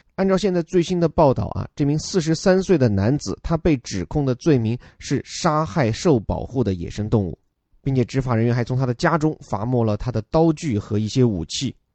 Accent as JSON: {"language": "Chinese", "country": "China", "said": "我们中国人"}